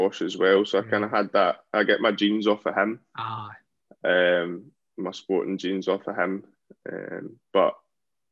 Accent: Helensburgh, Scotland, United Kingdom; I'm from Helensburgh. So my local club

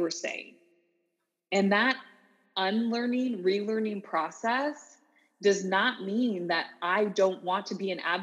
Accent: Canada; moved away as an adult; also born or lived in Orlando, Florida, United States; growing up as a Canadian, multicultural, yet I lived in the South. I lived in Orlando, Florida for 4 years

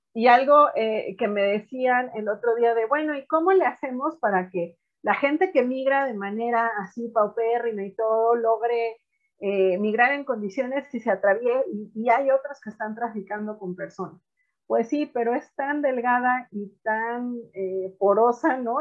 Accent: Mexico; also born or lived in Puebla / Sinaloa; acá en casa que somos de Puebla y de Sinaloa

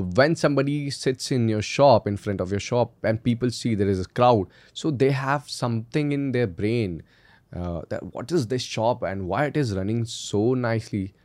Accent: Indore, Madhya Pradesh, India; also born or lived in Delhi; We, we hail from Indore, it is the cleanest city of India

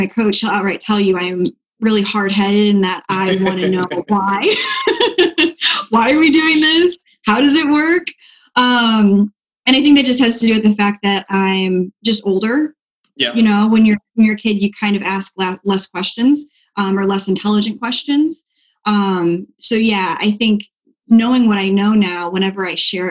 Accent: Dixon, Illinois, United States; also born or lived in Pensacola, Florida; now in Florida, United States; I am from a really small town outside of Chicago called Dixon. Northern Illinois

